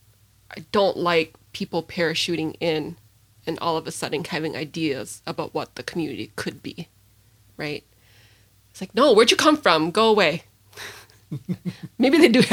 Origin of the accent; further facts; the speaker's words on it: St. Paul, Minnesota, United States; I grew up in St. Paul